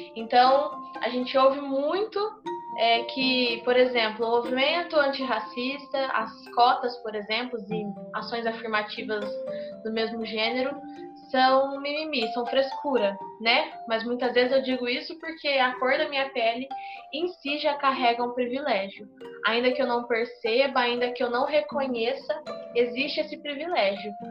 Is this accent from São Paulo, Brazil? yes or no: yes; Ribeirão Preto, São Paulo, Brazil; sou de Ribeirão Preto, interior de São Paulo